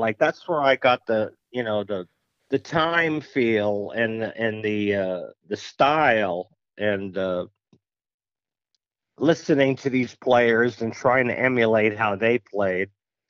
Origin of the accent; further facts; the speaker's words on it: Mount Carmel, Pennsylvania, United States; Well, Mount Carmel, Pennsylvania. It's a small town in the Scranton-Wilkes-Barre area, or the Allentown-Bethlehem area. It's about a three-hour drive from New York City, directly west.